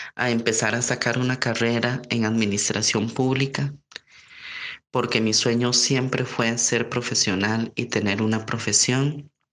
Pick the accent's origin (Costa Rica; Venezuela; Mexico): Costa Rica; San José; en mi ciudad San José y en mi país Costa Rica